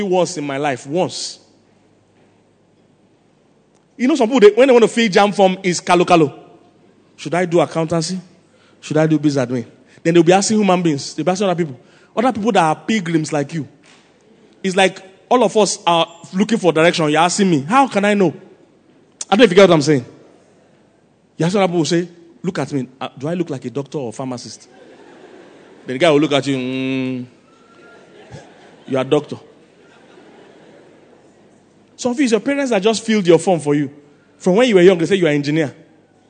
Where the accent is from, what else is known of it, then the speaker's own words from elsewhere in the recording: Lagos, Nigeria; also born or lived in Makurdi; I'm from Lagos